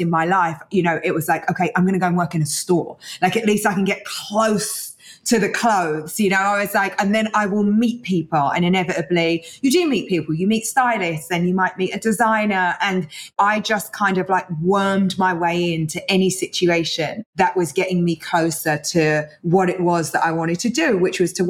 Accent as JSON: {"language": "English", "region": "London", "country": "United Kingdom", "tie": "born or raised there", "said": "I was born in East London"}